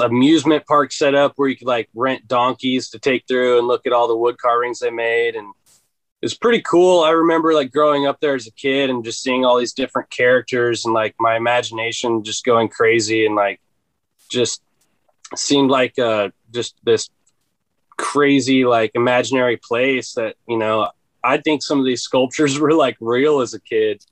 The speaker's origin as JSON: {"language": "English", "town": "Seal Rock", "region": "Oregon", "country": "United States", "tie": "born or raised there", "also_born_or_lived": "Corvallis, Oregon", "said": "I was born in Corvallis, Oregon. It's like an hour away from where I currently live now. But yeah, I live in the house that I was raised"}